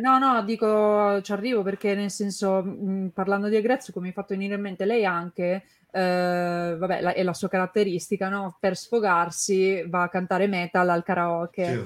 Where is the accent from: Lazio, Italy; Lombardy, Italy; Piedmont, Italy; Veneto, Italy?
Piedmont, Italy; Turin; io sono di Torino anche